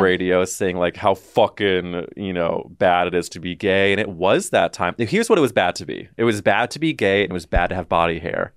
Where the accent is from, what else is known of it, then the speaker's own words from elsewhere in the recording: St. Louis, Missouri, United States; growing up in the Midwest in a very specific sliver of Saint Louis